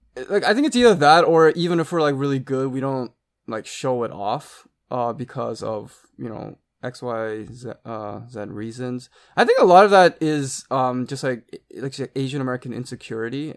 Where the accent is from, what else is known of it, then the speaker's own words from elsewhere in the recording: Canada; when I was growing up in Canada